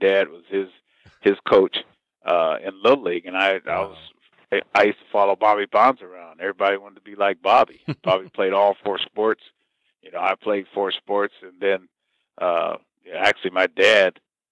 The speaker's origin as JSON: {"language": "English", "town": "Riverside", "region": "California", "country": "United States", "tie": "born or raised there", "also_born_or_lived": "Sacramento, California / Atlanta, Georgia", "said": "I was born in 1949 in Riverside, California. And it was a great town to grow up in because we all knew each other"}